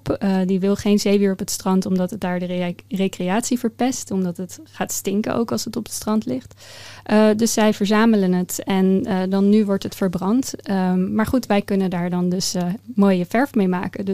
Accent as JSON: {"language": "Dutch", "town": "The Hague", "region": "South Holland", "country": "Netherlands", "tie": "born or raised there", "said": "ik ben opgegroeid in Den Haag, uh, vlakbij het strand. Dus daar is mijn liefde voor de zee eh, ontstaan."}